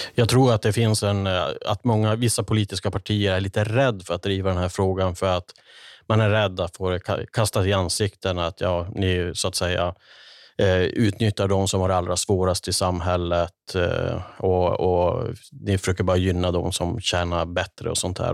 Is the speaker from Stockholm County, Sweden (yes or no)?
no; Kiruna, Norrbotten County, Sweden; Jag brukar referera tillbaka till min uppväxt i Kiruna, i, i arbetarklassens Kiruna